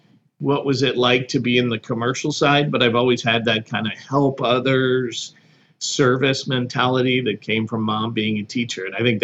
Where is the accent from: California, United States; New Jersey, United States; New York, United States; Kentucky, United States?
New Jersey, United States; also born or lived in Connecticut / Louisiana / Pennsylvania; lived in Connecticut and then Louisiana, and then settled in New Jersey and spent most of my time growing up in New Jersey, Pennsylvania area.